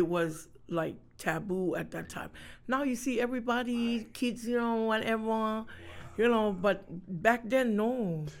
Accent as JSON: {"language": "English", "town": "Honolulu", "region": "Hawaii", "country": "United States", "tie": "born or raised there", "also_born_or_lived": "Tonga", "said": "I grew up in town."}